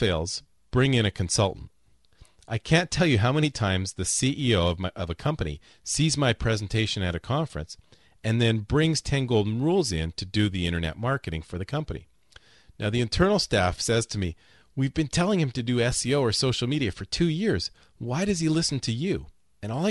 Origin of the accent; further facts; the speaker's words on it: Winnipeg, Manitoba, Canada; moved away as an adult; also born or lived in Toronto; now in Florida, United States; I'm originally from Winnipeg, and I spent 10 years in Toronto before moving down to Florida